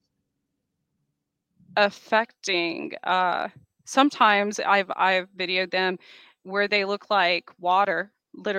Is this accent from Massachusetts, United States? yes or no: no; Roswell, New Mexico, United States; I was born outside of Roswell